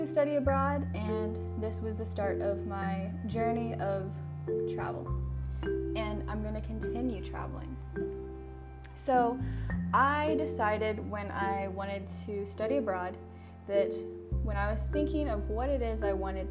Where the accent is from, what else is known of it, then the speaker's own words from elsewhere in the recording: Iowa, Missouri area, Midwest, United States; moved away as an adult; now in Thailand; I grew up in rural America in the US, Iowa, Illinois, Missouri area, the Midwest